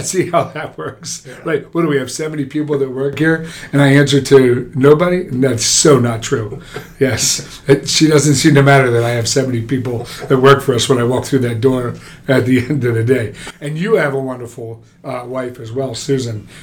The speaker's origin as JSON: {"language": "English", "region": "New Jersey", "country": "United States", "said": "I'm a Jersey boy"}